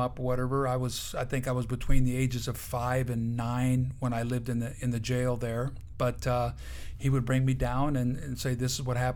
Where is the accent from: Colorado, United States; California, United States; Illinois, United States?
Illinois, United States; Benton; I grew up in Benton, Illinois, a town of about 7,000 people